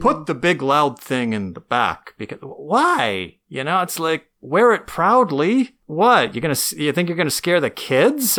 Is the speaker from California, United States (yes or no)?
yes; Novato, California, United States; I grew up in Nevada, California